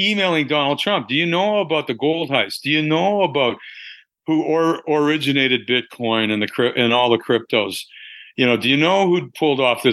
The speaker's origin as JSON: {"language": "English", "country": "Canada", "also_born_or_lived": "Kitchener-Waterloo, Ontario / Dubai", "lives_now": "Saskatchewan, Canada", "said": "I'm Canadian."}